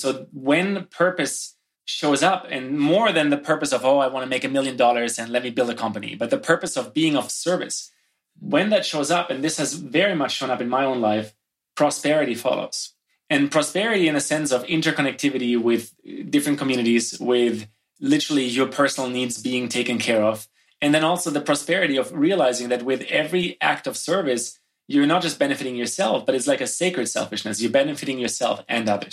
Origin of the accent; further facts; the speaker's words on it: Germany; moved away as an adult; now in Canada; I grew up in Germany